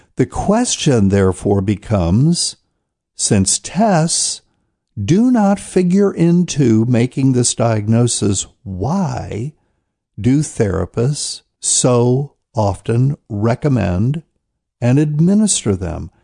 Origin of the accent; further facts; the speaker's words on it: New Bern, North Carolina, United States; here in my hometown of New Bern, North Carolina